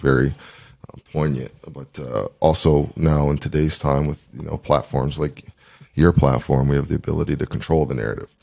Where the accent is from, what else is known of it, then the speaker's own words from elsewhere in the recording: Dartmouth, Nova Scotia, Canada; also born or lived in Ottawa; I actually played football in grade 10 uh, at Dartmouth High